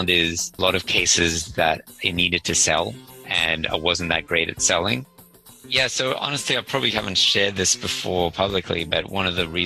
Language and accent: English; Sydney, New South Wales, Australia; I'm actually from Sydney